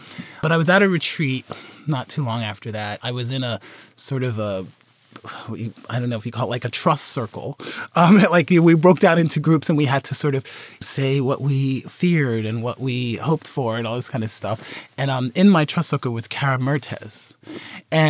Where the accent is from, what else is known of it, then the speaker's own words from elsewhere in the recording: Philadelphia, Pennsylvania, United States; also born or lived in South Carolina; I grew up in Philadelphia